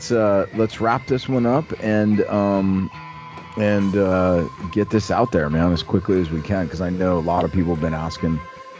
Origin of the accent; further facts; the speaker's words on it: New Orleans, Louisiana, United States; now in Newport Beach, United States; I'm from New Orleans, but I'm now out in Southern California so I can surf every day.